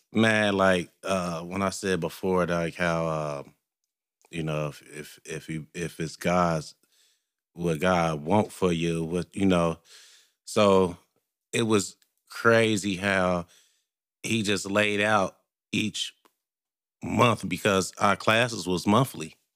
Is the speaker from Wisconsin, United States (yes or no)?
no; Cincinnati, Ohio, United States; I was born and raised in Cincinnati.